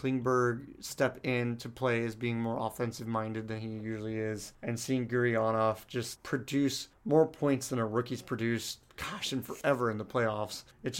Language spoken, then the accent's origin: English; San Diego, California, United States; growing up in San Diego